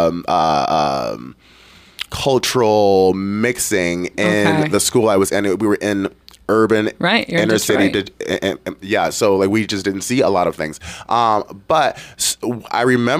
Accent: Detroit, Michigan, United States; I grew up in Detroit

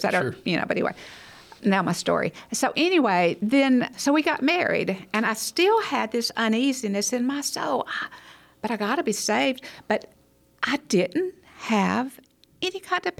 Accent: Hackleburg, Alabama, United States; I was born, raised in Hackleburg, Alabama

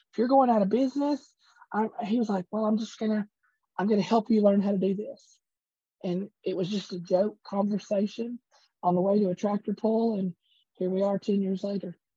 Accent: Portland, Tennessee, United States; Yeah, born born and bred in Portland

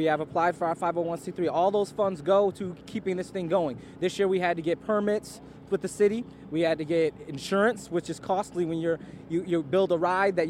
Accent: Detroit, Michigan, United States; I grew up in Detroit, and I grew up on the west side of Detroit, and I grew up in a neighborhood where you didn't see people from the suburbs

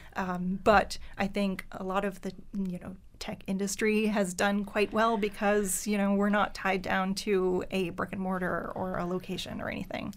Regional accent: Pubnico, Nova Scotia, Canada; first language French; English is a second language; moved away as an adult; also born or lived in Halifax / Moncton; raised in Pubnico, which is in Yarmouth County, um, uh, Acadian community. So French is my first language.

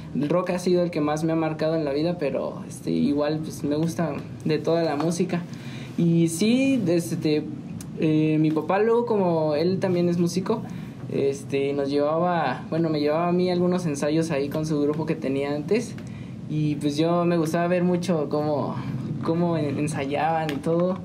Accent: San Juan del Río, Querétaro, Mexico; Soy originario de aquí de San Juan del Río

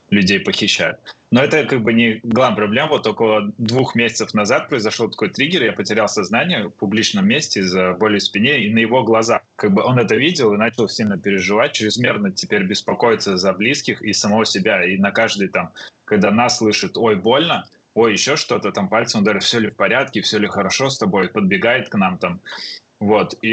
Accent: Riga, Latvia; moved away as an adult; now in London, United Kingdom; мы переехали из Риги уже очень давно, ну, довольно давно, 13 а, лет назад

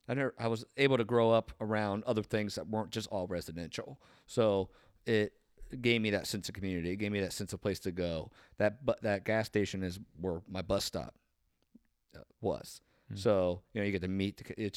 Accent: Marietta, Ohio, United States; I grew up on Harmer Hill. So if you just Google that, it's up on a hill, obviously, on the western side of Marietta.

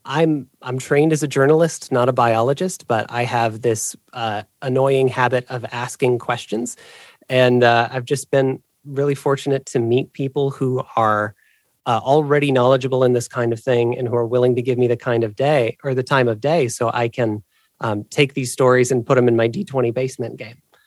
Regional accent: Illinois, United States; moved away as an adult; now in Ohio, United States; I, I grew up in Illinois

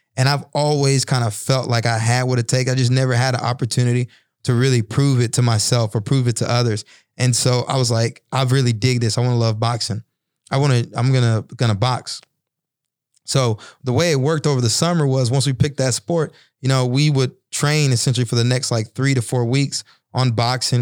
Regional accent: Bryan, Texas, United States; moved away as an adult; I found a little boxing gym in my hometown, Bryan, Texas

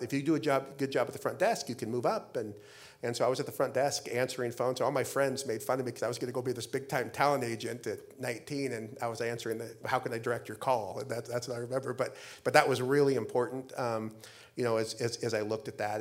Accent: Idaho, United States; moved away as an adult; now in Arizona, United States; I grew up in Idaho

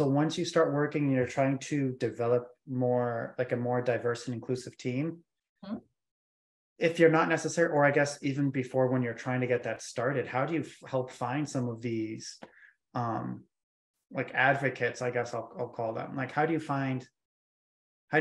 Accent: Southern Maine, United States; I'm from Southern Maine, probably like the second whitest state in America.

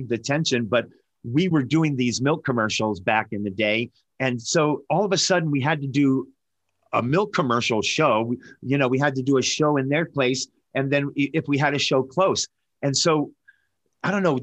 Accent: Newport, Rhode Island, United States; it was Newport, Rhode Island. And we were Navy brats

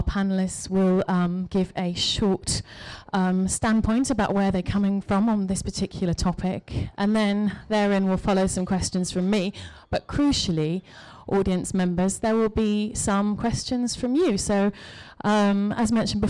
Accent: Cheshire, North West England, United Kingdom; moved away as an adult; now in London, United Kingdom; You can tell by my accent that perhaps I didn't grow up on completely the wrong side of the tracks in Cheshire. But I came to London 20 years ago

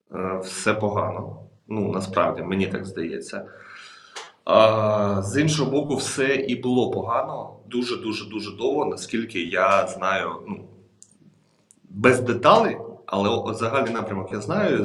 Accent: Ukraine

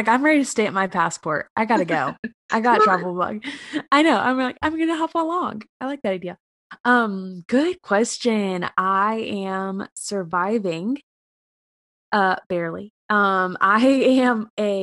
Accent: South Carolina, United States; moved away; I am born and raised a Carolina girl. I grew up in South Carolina

